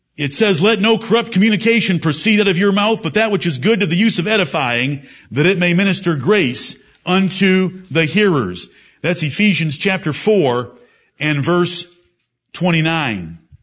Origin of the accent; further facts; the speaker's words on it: Michigan, United States; now in Greenville, South Carolina, United States; I come from Michigan.